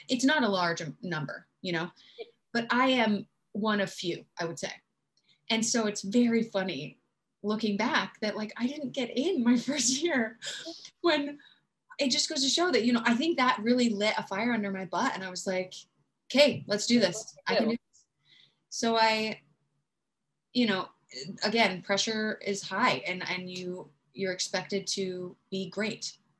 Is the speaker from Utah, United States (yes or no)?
yes; Southern Utah, United States; So yeah, in terms of growing up in Utah